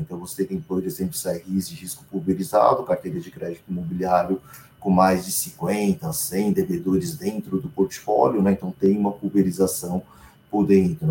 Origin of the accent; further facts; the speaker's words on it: Brazil; como bom brasileiro